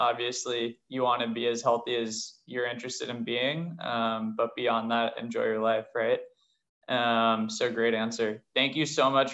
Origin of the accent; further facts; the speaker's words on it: San Diego, California, United States; moved away; I'm from San Diego myself, obviously a big Marine kind of city. And I loved growing up there